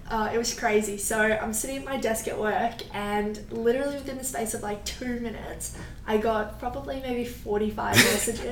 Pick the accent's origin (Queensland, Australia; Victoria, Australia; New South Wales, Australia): Victoria, Australia; Melbourne; moved away as an adult; now in Miami, United States; I'm from Melbourne, Australia